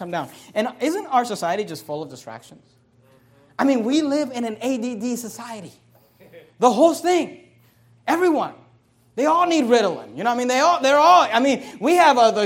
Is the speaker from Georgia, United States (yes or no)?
no; Bay Area, California, United States; when I was a kid, we grew up in the Bay Area